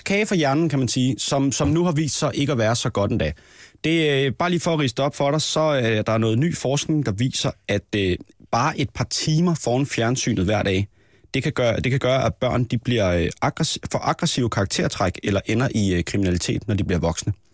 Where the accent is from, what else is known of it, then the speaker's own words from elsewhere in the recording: Næstved, Zealand, Denmark; nede i Næstved, hvor jeg er fra.